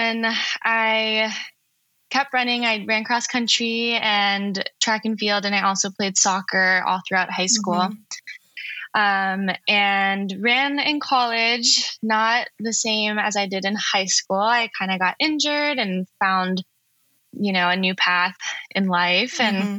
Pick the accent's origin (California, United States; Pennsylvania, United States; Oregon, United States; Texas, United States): California, United States; Los Angeles; I grew up in the Pacific Palisades